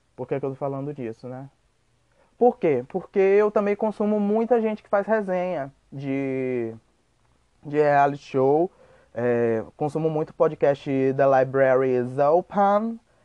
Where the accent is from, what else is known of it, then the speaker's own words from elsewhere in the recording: Salvador, Bahia, Brazil; now in Lorena, Brazil; Eu sou nascido em Salvador, Bahia